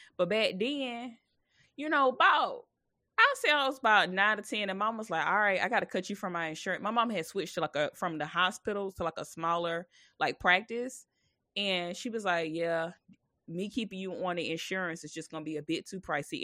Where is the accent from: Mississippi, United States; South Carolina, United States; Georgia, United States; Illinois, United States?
South Carolina, United States; moved away; I'm from South Carolina, so my mom had celebrated her sixtieth birthday, so I went home.